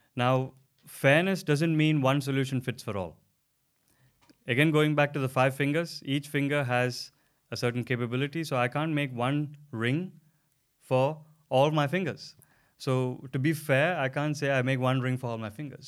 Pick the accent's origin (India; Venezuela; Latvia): India; now in Denmark; I come from India originally, and I've been living in Denmark for the last uh, coming to five years very soon